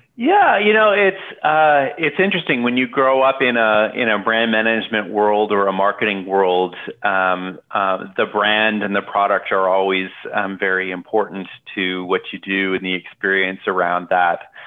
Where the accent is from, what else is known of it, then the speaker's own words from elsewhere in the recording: Canada; now in Portland, United States; I grew up in Canada.